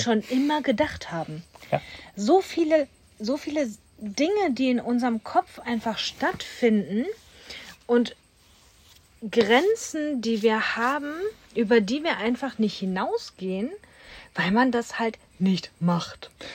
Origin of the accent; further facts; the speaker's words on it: Duisburg, North Rhine-Westphalia, Germany; bin Ghetto-Kind, ich komme aus Duisburg.